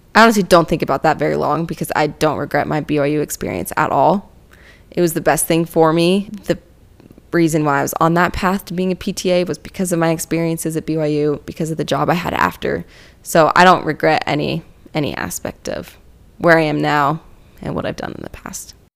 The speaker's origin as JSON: {"language": "English", "region": "Utah", "country": "United States", "tie": "born or raised there", "said": "Growing up in Utah"}